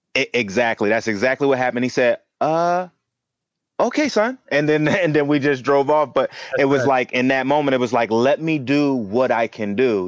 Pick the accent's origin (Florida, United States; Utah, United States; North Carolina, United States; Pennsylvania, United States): Pennsylvania, United States; Philadelphia; I'm from Philly originally. Um, I, I, you know, born and raised